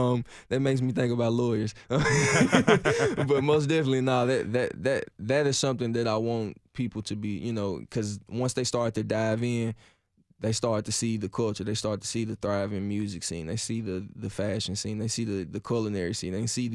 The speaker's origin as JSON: {"language": "English", "town": "Nashville", "region": "Tennessee", "country": "United States", "said": "oh, Cashville, yeah, yeah, I'm from Cashville. Yep, that's Nashville, Tennessee."}